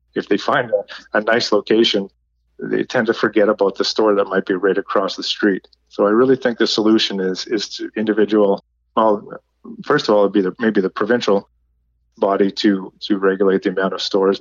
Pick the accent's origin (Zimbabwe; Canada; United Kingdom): Canada; Nanaimo, British Columbia; my hometown is in Nanaimo, BC.